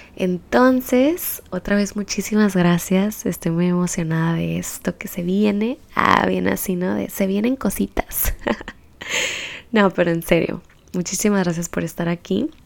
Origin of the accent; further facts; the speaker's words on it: Baja California, Mexico; soy baja californiana y transfronteriza también